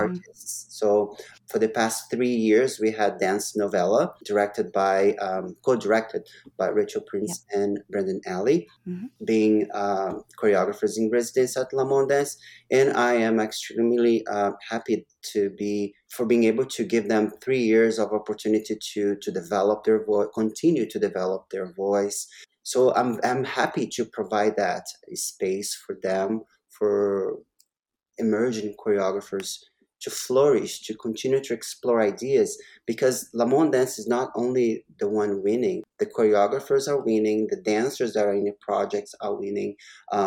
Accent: Brazil; now in Vancouver, Canada; I am a Canadian. I'm a Canadian citizen right now. But I am also Brazilian.

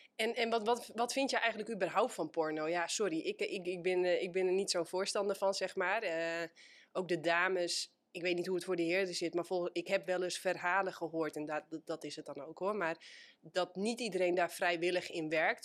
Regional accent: Netherlands; wij als Nederlanders

